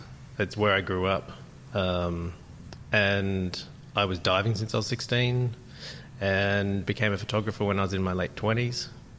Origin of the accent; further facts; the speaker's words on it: Terrigal, New South Wales, Australia; I grew up in a little town called Terrigal in Australia. It's just north of Sydney.